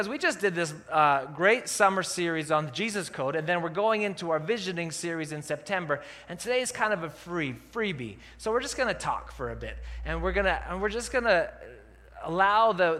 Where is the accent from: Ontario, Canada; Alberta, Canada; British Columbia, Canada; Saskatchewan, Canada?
Alberta, Canada; Calgary; now in Kelowna, Canada; I grew up in Calgary.